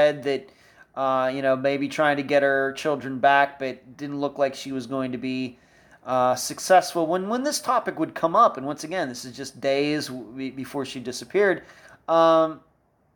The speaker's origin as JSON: {"language": "English", "region": "Pennsylvania", "country": "United States", "tie": "born or raised there", "moved": "as an adult", "said": "I'm originally from Pennsylvania, so I kind of remember days like that when I lived there for the first almost 28 years of my life"}